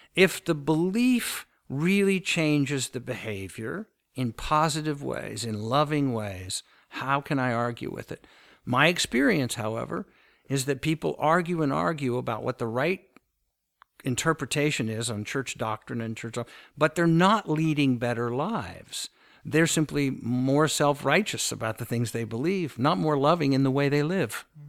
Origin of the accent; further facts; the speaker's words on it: United States; the church that I grew up with in the United States